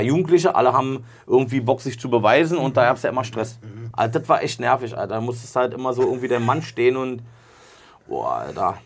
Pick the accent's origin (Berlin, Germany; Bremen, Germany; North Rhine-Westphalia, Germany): Berlin, Germany; wir sind in Ost-Berlin auf jeden Fall. Meine Heimat, da wo ich groß geworden bin